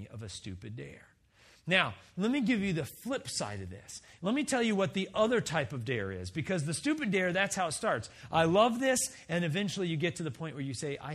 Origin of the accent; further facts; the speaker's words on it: Wisconsin, United States; we're all from Wisconsin, right? We live in Wisconsin